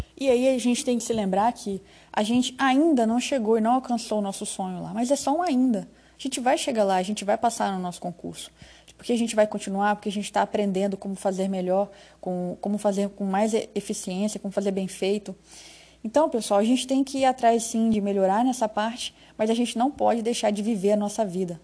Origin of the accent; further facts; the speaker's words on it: Rondônia, Brazil; also born or lived in Espírito Santo; eu sou capixaba, mas eu moro aqui em Rondônia desde criança